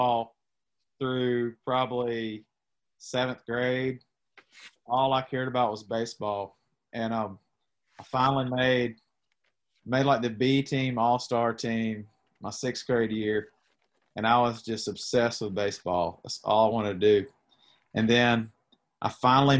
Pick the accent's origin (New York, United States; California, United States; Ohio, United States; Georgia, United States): Georgia, United States; Statesboro; I was born and raised about 50 miles north of there in Bullitt County, Georgia. So that's Statesboro is the town in Bullitt County